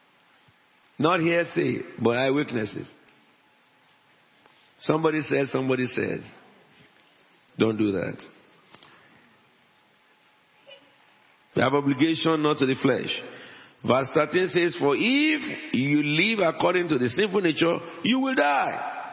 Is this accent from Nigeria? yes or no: yes; Abeokuta, Ogun State, Nigeria; moved away; also born or lived in Wales; I am an Egba man. I came from Abeokuta before I'm a Welshman.